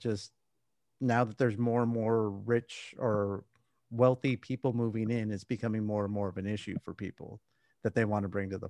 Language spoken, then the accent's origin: English; Southern California, United States; now in San Antonio, United States; I grew up in Southern California.